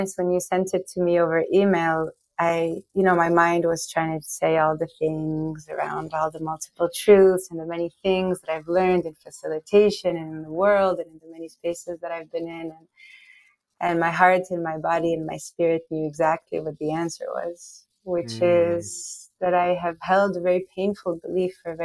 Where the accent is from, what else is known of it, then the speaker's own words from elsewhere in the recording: Morocco; moved away as an adult; now in United States; I'm from Morocco. I was raised in Morocco. I lived there my whole life until 17 when I came to the US for college